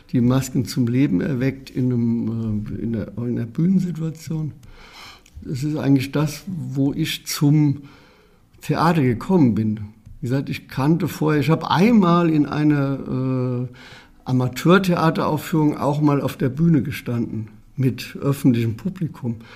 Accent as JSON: {"language": "German", "town": "Herdorf", "region": "Rhineland-Palatinate", "country": "Germany", "tie": "born there", "said": "In, einem Klein, in einer Kleinstadt, Herdorf heißt sie, und liegt am Rande, am nordöstlichen Rande des Westerwaldes"}